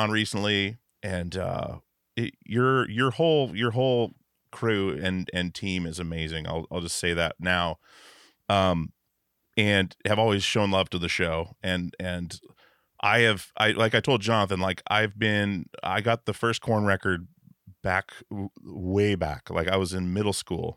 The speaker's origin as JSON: {"language": "English", "region": "Alaska", "country": "United States", "tie": "born or raised there", "moved": "as an adult", "lives_now": "Portland, United States", "said": "we grew up in Alaska"}